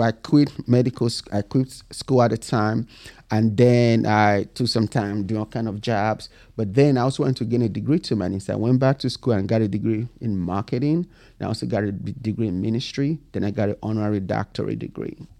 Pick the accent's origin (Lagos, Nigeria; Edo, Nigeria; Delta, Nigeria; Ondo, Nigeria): Edo, Nigeria; Benin City; moved away; I was born and raised in Nigeria